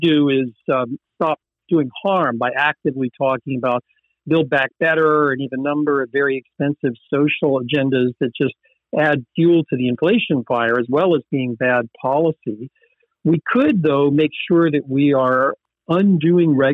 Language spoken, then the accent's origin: English; the South, United States; I'm from the South, and there's an expression of I'm fixing to do something